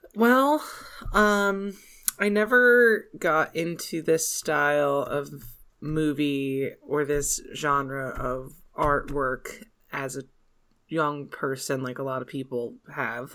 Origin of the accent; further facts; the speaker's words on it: United States; We're American